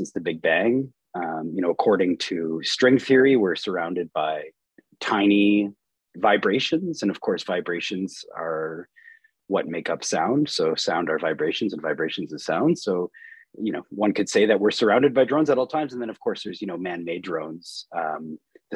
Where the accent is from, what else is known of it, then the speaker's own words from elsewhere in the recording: Peterborough, Ontario, Canada; also born or lived in Wolfe Island, Canada; now in Kingston, Canada; I'm from Peterborough originally